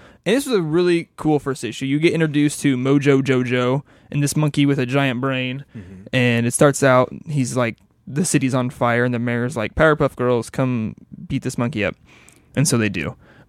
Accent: Sweden; I'm from Sweden.

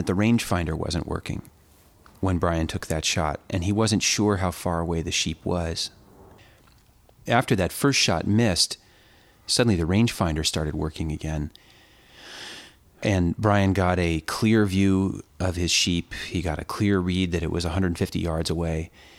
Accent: California, United States; Growing up in California and spending time in the mountains of California, the bighorn had always loomed for me as the real sort of mystical inhabitants of the airy keeps of the high mountains.

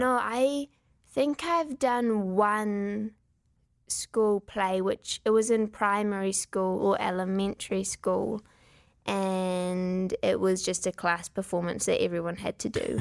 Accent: Wellington, New Zealand; accent: New Zealand; We are from Wellington, which is the capital city

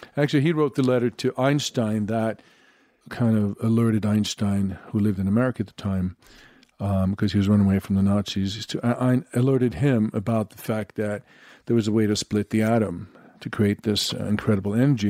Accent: Sweden; moved away; I'm from Sweden, blonde

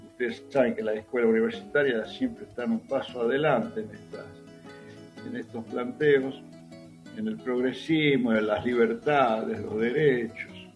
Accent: Tucumán, Argentina; moved away; yo tengo 72 años y soy tucumano

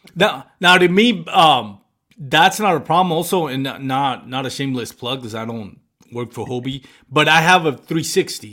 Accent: Puerto Rico; I grew up in Puerto Rico

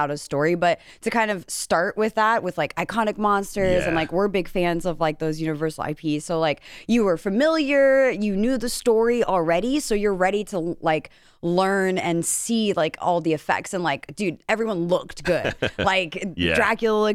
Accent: New York City, New York, United States; as a New Yorker

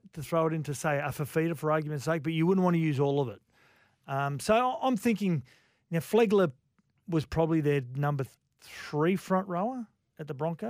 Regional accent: Gold Coast, Queensland, Australia; As much as it pains me to say, because I grew up on the Gold Coast.

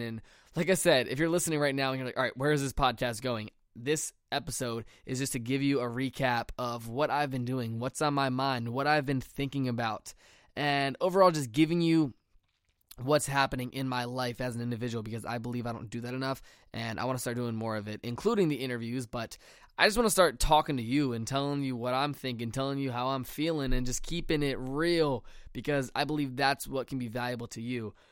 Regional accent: Chesterfield County, Virginia, United States; I am in my hometown of Chesterfield County, Virginia

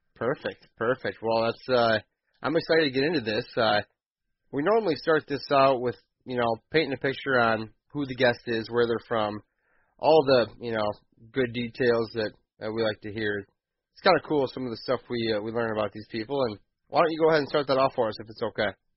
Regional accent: Grand Haven, Michigan, United States; I'm from Grand Haven, so I know that area

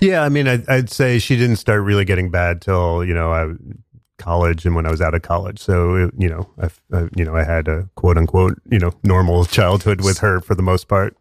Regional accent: Westchester County, New York, United States; I, I grew up in suburbs of New York in Westchester County

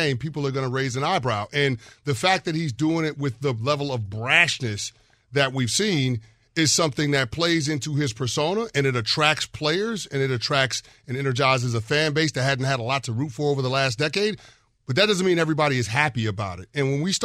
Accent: New York City, New York, United States; I have three brothers, but we grew up in New York City in the 80s

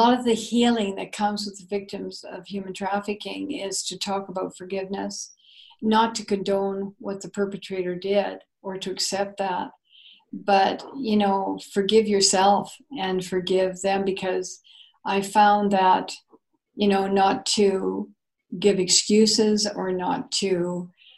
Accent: Canada

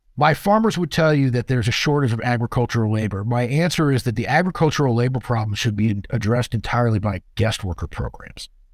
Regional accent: Southern California, United States; I grew up in Southern California

